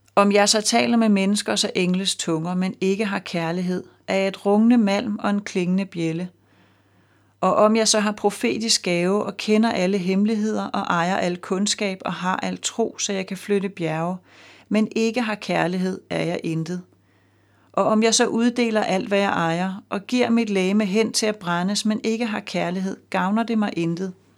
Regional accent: Denmark; som dansker og med fast job og hus med realkreditlån

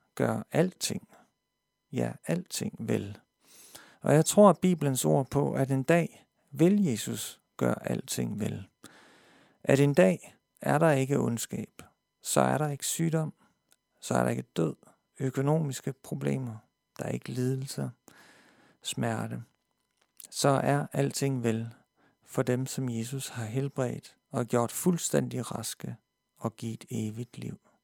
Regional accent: Denmark; jeg som dansker

